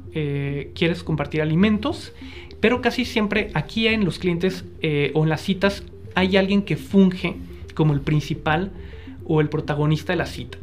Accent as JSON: {"language": "Spanish", "region": "northern Mexico", "country": "Mexico", "tie": "born or raised there", "said": "Yo crecí en el norte de México, soy norteño"}